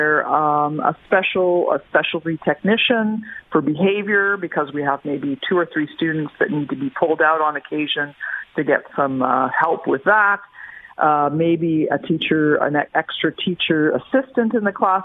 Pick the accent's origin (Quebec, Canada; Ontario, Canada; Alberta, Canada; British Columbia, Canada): Quebec, Canada; I am a teacher from Quebec, so I know the system very well in Quebec